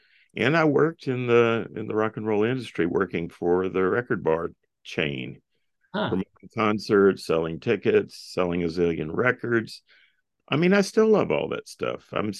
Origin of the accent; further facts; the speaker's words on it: Charlotte, North Carolina, United States; I ran my hometown marathon in Charlotte, North Carolina.